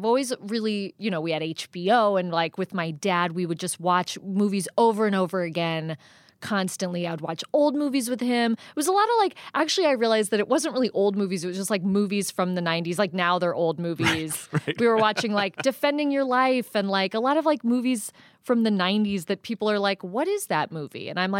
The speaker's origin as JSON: {"language": "English", "town": "South Pasadena", "region": "California", "country": "United States", "tie": "born or raised there", "said": "I grew up Hollywood adjacent. Yeah. I grew up in South Pasadena."}